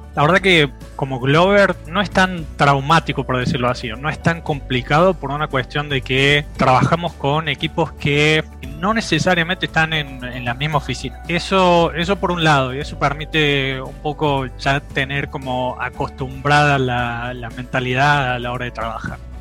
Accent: Córdoba, Argentina; moved away as an adult; now in Belarus; como buen cordobés

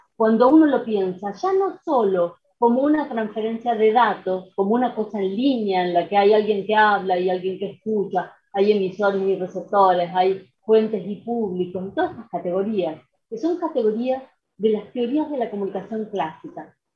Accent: San Francisco, Córdoba, Argentina; moved away as an adult; now in Rosario, Argentina; yo soy de San Francisco, de Córdoba

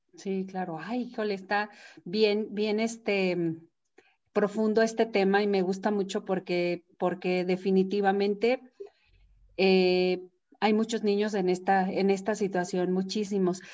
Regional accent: Mexico; la cultura que tenemos nosotros mexicanos

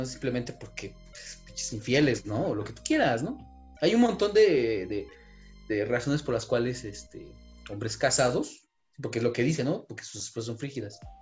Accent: Mexico; nosotros como mexicanos

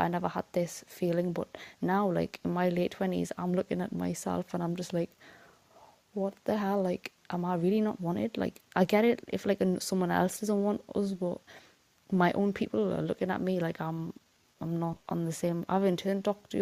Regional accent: United Kingdom; also born or lived in Newcastle; a Fulani woman that's living in the UK, born and raised

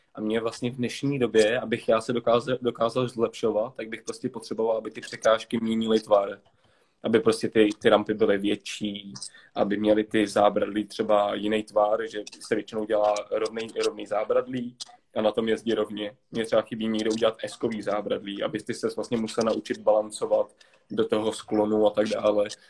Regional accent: Prague, Czechia; jsem Pražák celý život

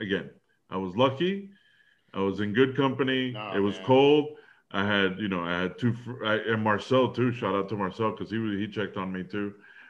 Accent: New York, United States; moved away; also born or lived in Dallas, Texas; growing, you know, being a New Yorker

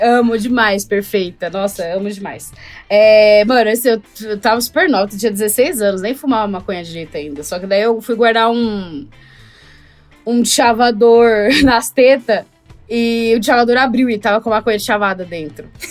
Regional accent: Brazil; also born or lived in United States; eu sou do Brasil

